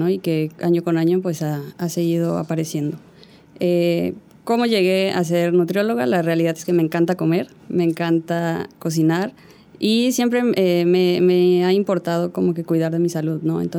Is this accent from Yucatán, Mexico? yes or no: yes; Yucatán, Mexico; Claro, mira, yo en realidad soy yucateca, aunque no tenga el acento. Eh, no crecí aquí, pero bueno, eh, regresé para la universidad.